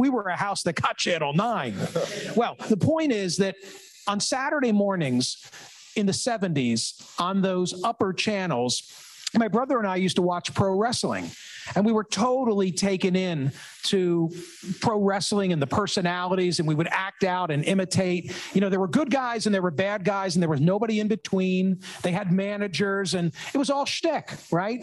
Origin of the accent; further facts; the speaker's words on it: Philadelphia suburbs, Pennsylvania, United States; I grew up in the Philadelphia suburbs